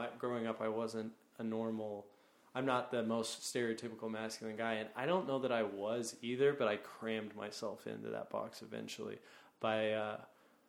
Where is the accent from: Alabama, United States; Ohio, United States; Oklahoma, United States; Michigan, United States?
Oklahoma, United States; now in New York, United States; I'm from Oklahoma